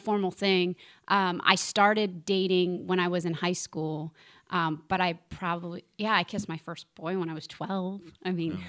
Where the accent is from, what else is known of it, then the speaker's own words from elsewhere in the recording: Philadelphia, Pennsylvania, United States; moved away; I grew up in Philadelphia. There's a church on every corner.